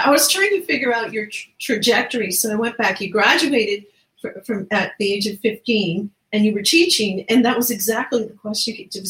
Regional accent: Grand Falls-Windsor, Newfoundland and Labrador, Canada; I grew up here in Grand Falls, Windsor

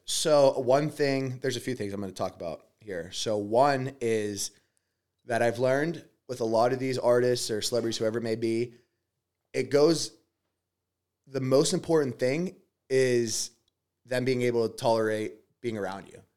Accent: Pittsburgh, Pennsylvania, United States; I'm from Pittsburgh, PA uh, from a family that's just working class

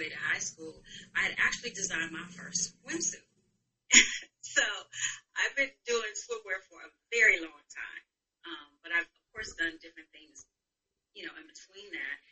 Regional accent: Michigan, United States; moved away as an adult; also born or lived in Chicago; now in Los Angeles, United States; I am originally from Michigan, born and raised in Michigan, and then I moved to Chicago

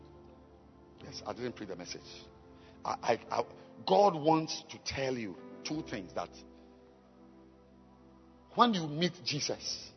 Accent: Ghana; I am a Ghanaian. I'm a Ghanaian

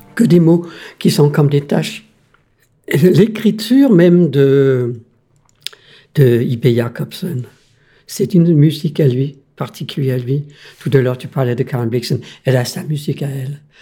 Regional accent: Denmark; French is a second language; moved away as an adult; now in France; je suis né au Danemark, mais je suis européen

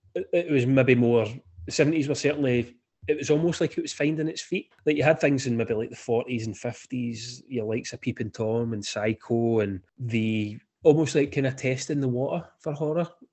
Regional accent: Scotland, United Kingdom; me being Scottish

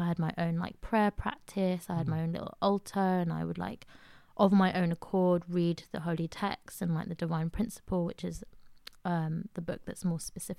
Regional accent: Queen's Park, London, United Kingdom; I grew up in Queen's Park, which is quite far away from church-related community.

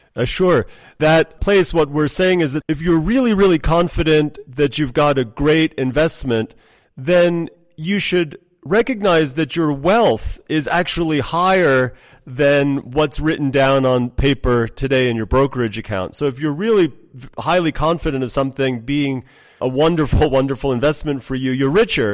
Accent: United States; moved away; also born or lived in New York / Iran / London; I grew up in the States

